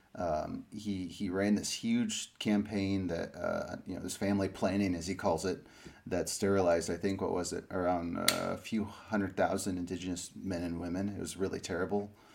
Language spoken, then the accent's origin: English; Springfield, Illinois, United States; also born or lived in Peru; I moved to uh, you know Illinois. Grew up in a city called Springfield for a lot of my life.